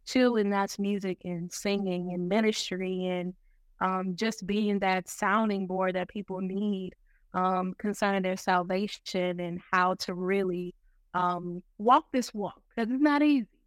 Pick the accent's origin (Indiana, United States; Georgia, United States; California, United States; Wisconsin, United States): Wisconsin, United States; Milwaukee; now in Norfolk, United States; I'm from Milwaukee, Wisconsin. I don't currently live in Milwaukee. Um, I actually reside in Norfolk, Virginia